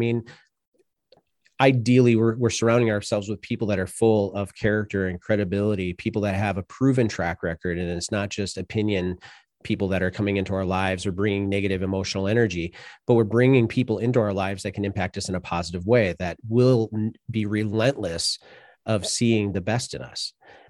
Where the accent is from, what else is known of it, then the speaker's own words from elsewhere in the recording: Sioux City, Iowa, United States; so I grew up in Sioux City, Iowa, and I didn't necessarily grow up in a broken family